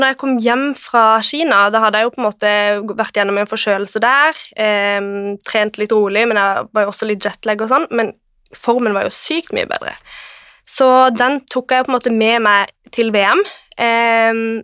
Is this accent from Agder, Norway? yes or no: yes; Kristiansand, Agder, Norway; moved away as an adult; now in Oslo, Norway; jeg er fra Kristiansand.